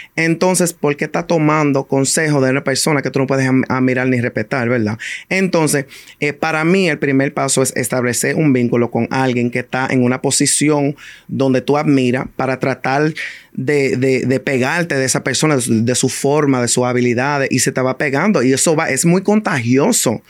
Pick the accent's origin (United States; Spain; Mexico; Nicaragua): United States; New York City, New York; yo crecí, a mí me criaron en el Bronx